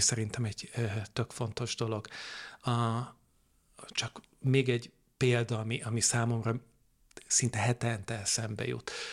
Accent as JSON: {"language": "Hungarian", "town": "Veszprém", "region": "Veszprém County", "country": "Hungary", "tie": "born or raised there", "said": "én egy ilyen kövér és boldog kisfiú voltam Veszprémben, ott, ott töltöttem a gyermekkoromat"}